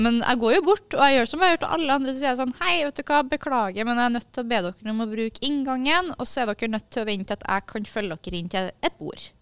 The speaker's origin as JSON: {"language": "Norwegian", "town": "Kristiansund", "region": "Møre og Romsdal", "country": "Norway", "moved": "yes", "said": "Det var hjemme i Kristiansund"}